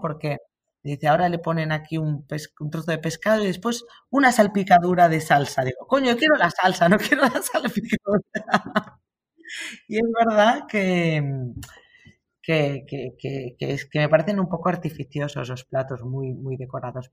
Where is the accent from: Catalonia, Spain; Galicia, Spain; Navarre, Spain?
Catalonia, Spain; los catalanes somos emprendedores